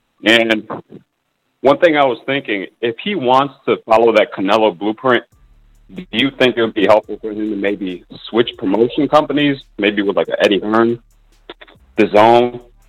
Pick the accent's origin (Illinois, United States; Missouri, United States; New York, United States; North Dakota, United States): Illinois, United States; Chicago; from Chicago.